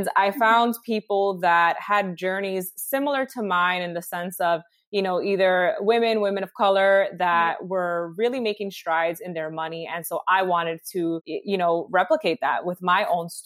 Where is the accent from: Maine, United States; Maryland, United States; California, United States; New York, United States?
New York, United States; New York City; also born or lived in Harlem; I live here in New York City, born and raised in the Bronx, currently reside in Harlem